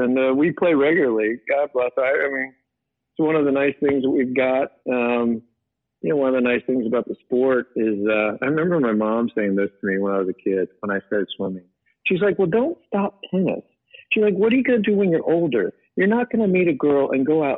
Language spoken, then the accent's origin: English; Modesto, California, United States; We grew up in Modesto.